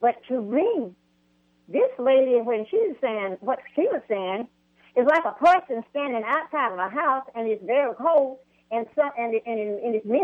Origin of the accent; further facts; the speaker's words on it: Arkansas, United States; moved away as an adult; now in Buckeye, United States; I was born and reared in Arkansas, and I've lived here in Arizona almost 30 years.